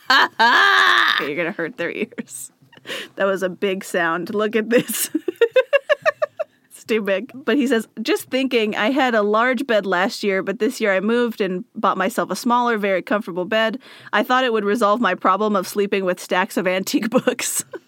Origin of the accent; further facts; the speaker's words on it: the Northwest, Pacific Northwest, United States; first language English; we're from the Northwest.